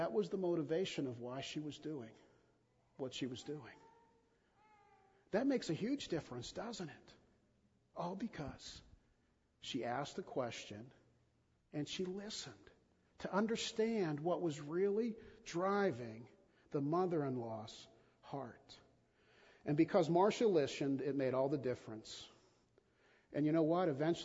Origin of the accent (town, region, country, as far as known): United States